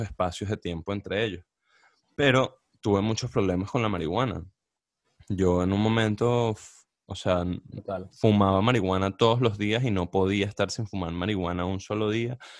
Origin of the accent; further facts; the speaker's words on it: Barquisimeto, Lara, Venezuela; also born or lived in Caracas, Venezuela; now in United States; nosotros crecimos en Barquisimeto